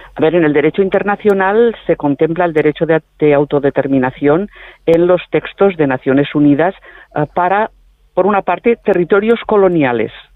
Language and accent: Spanish; Catalonia, Spain; los catalanes